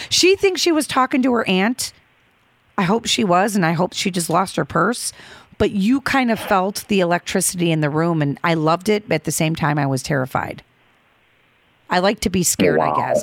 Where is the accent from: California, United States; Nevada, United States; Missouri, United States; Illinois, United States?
Illinois, United States; Chicago; I'm from the Midway Airport